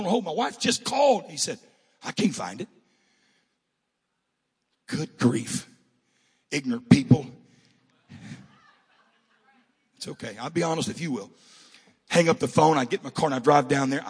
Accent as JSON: {"language": "English", "region": "Southern California", "country": "United States", "moved": "yes", "said": "I'm from SoCal."}